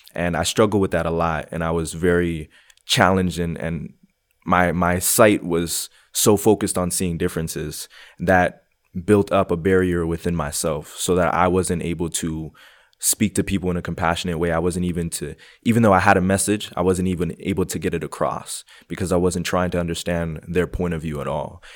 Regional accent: Montreal, Quebec, Canada; moved away as an adult; now in Calgary, Canada; I was born and raised in Montreal, Quebec. Um, moved to Calgary around six years ago

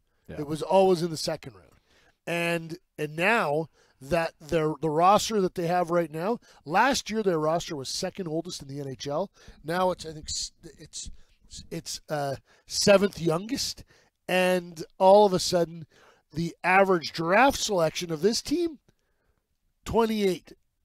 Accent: Peterborough, Ontario, Canada; He played junior in my hometown

